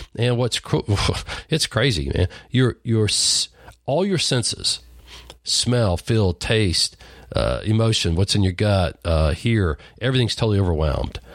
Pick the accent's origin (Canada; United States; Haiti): United States; Lubbock, Texas; a redneck farm boy growing up in Lubbock, Texas